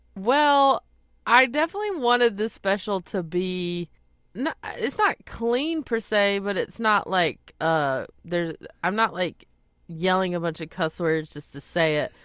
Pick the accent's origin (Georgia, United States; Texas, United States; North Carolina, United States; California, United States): North Carolina, United States; Belmont; moved away as an adult; now in Los Angeles, United States; my hometown. I mean, everyone in Belmont has been so supportive